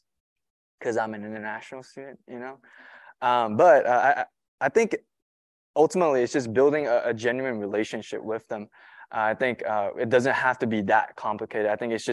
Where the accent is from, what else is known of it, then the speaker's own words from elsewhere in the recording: Malaysia; moved away as an adult; now in United States; I'm not from here. I'm from Malaysia.